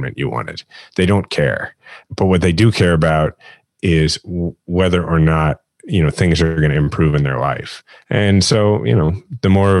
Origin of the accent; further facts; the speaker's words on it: Midwest, United States; growing up in the Midwest and having sort of that Midwestern point of view